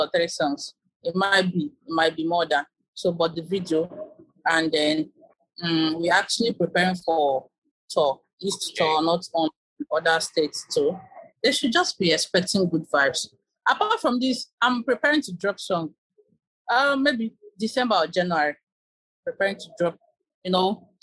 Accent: Okija, Anambra, Nigeria; moved away as an adult; also born or lived in Onitsha / Guinea-Bissau; I'm from Anambra State. Okay. So I grew up in Okija. I stayed there for long.

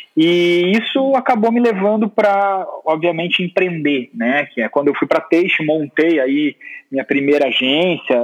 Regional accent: Capinzal, Santa Catarina, Brazil; moved away; also born or lived in Curitiba; eu sou catarinense, na cidadezinha muito pequena chamada Capinzal, e eu fui para Curitiba estudar design

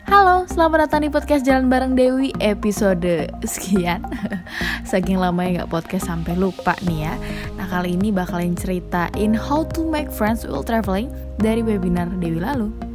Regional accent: Jakarta, Indonesia; Aku dari Jakarta

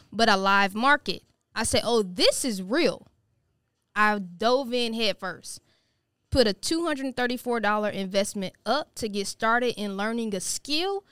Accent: Missouri City, Texas, United States; Born and raised in Houston, Texas

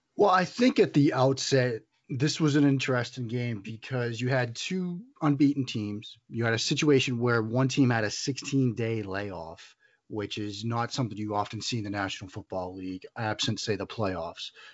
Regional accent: New England, United States; accent: Boston; I was born in the New England area. You can probably hear the Boston accent.

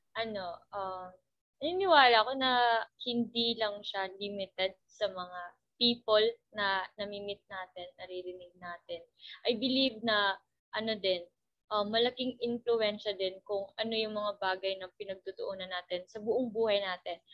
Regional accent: Dipolog, Zamboanga del Norte, Philippines; dito sa amin sa Dipolog

